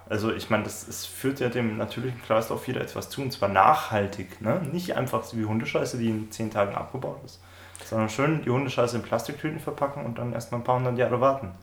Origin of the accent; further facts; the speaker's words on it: Bavaria, Germany; eine lustige Anekdote aus meiner Heimat